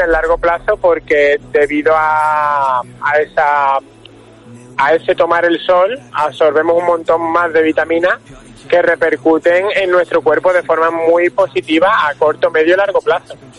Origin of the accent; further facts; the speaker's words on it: Málaga, Andalusia, Spain; nosotros que somos de Málaga